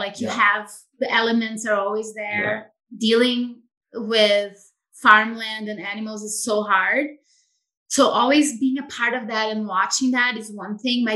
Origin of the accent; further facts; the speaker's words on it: Brazil; moved away as an adult; now in Idyllwild, United States; I'm from Brazil originally, as you know, and I grew up in a more rural environment